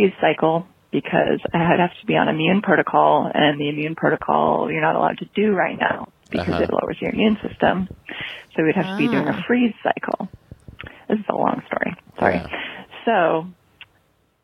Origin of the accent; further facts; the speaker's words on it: United States; moved away as an adult; also born or lived in Germany; now in United Kingdom; calling from the UK. I'm an American